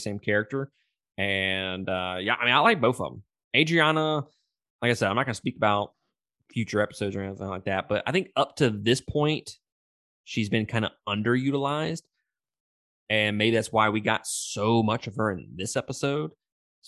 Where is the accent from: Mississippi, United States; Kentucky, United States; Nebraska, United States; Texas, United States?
Mississippi, United States; I'm from Mississippi